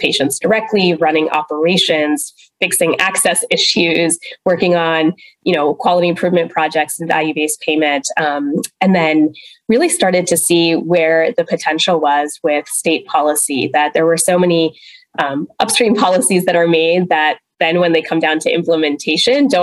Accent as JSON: {"language": "English", "region": "East Coast", "country": "United States", "tie": "born or raised there", "also_born_or_lived": "West Virginia / India (parents)", "moved": "as an adult", "lives_now": "California, United States", "said": "I was born in West Virginia, oddly enough, but then spent most of my life on the East Coast"}